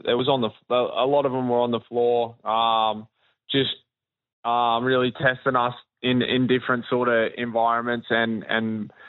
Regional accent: Warrnambool, Victoria, Australia; But then also a lot of people that I grew up around in Warrnambool and Victoria

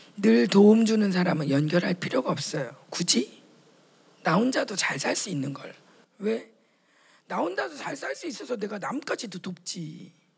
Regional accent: South Korea; 물론 우리는 남한이고

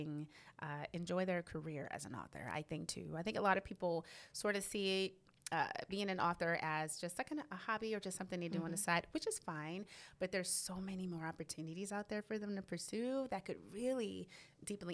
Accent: New Orleans, Louisiana, United States; also born or lived in Arlington, Texas / Dallas-Fort Worth, Texas; now in Waco, United States; my hometown is originally New Orleans, Louisiana

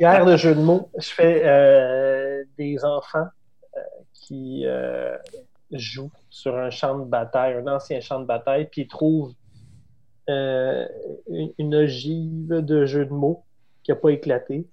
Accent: Quebec, Canada; accent: Québécois; je suis québécois

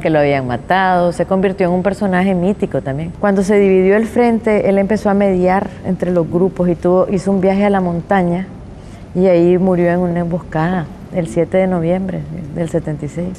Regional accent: Nicaragua; born or raised there

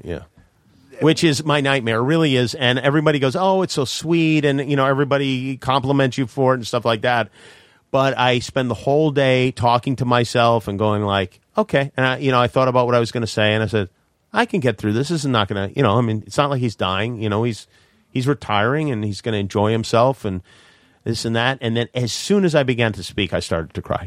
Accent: New York City, New York, United States; I grew up in Brooklyn

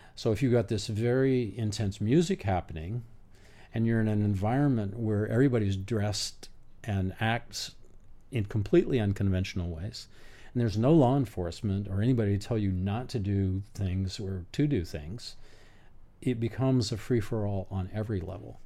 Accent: Berkeley, California, United States; I was born in Berkeley

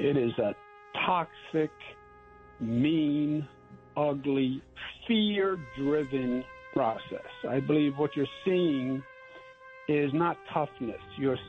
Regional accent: New York, United States; I'm from New York.

